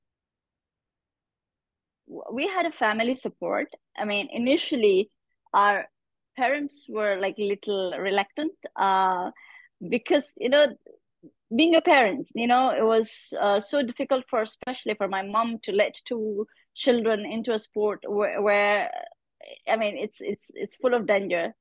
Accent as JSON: {"language": "English", "country": "Pakistan", "said": "being a Pakistani girl, being a Muslim woman"}